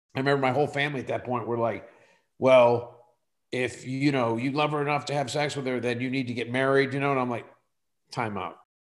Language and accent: English; Western Pennsylvania, United States; moved away as an adult; I moved away from Western Pennsylvania